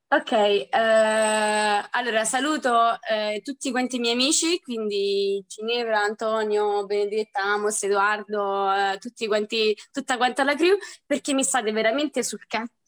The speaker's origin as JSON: {"language": "Italian", "town": "Rieti", "region": "Lazio", "country": "Italy", "said": "I'm twenty-three years old e vengo da Rieti"}